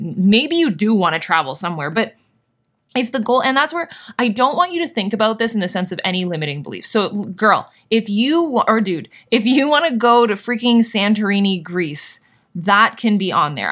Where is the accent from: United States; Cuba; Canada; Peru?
Canada; I'm Canadian